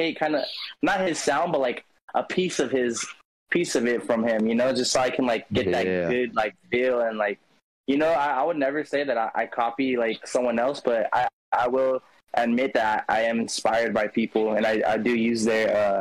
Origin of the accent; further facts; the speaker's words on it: California, United States; I'm from California